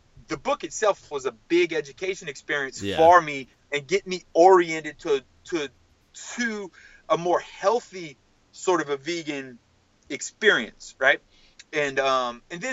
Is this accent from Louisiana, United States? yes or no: yes; South Louisiana, United States; I'm from South Louisiana